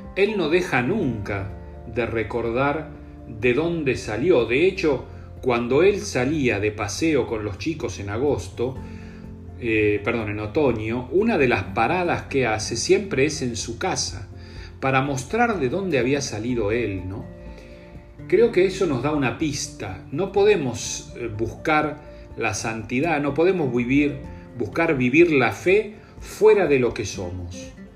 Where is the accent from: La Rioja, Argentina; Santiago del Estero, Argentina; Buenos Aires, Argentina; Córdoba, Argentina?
Buenos Aires, Argentina; los que somos de San Telmo